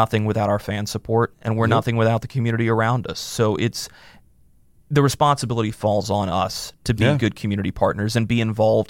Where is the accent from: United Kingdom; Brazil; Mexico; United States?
United States; North Carolina; So I was able to work 4 years in my home state, which was an unbelievable honor. I'm a very proud North Carolinian